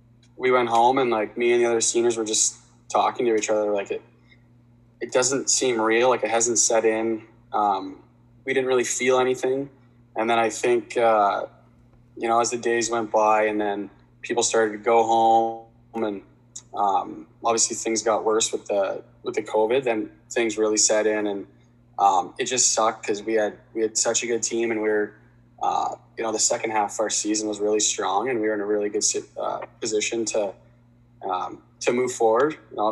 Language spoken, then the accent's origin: English; Delhi, Ontario, Canada; Yeah, I loved it. I still love Delhi. I think it's a great spot. Good little hockey town, and definitely a great place to grow up.